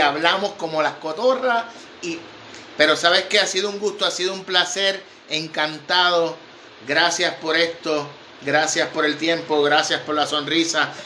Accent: Vega Baja, Puerto Rico; En mi pueblo, en Vega Baja, se caza paloma.

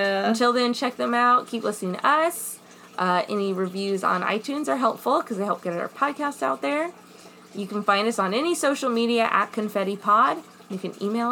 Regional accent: Midwest, United States; I'm American

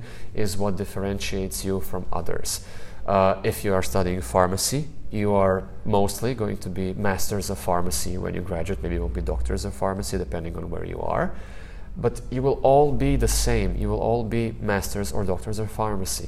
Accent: Zagreb, City of Zagreb, Croatia; also born or lived in Basel, Switzerland; get back home to Zagreb, to my hometown

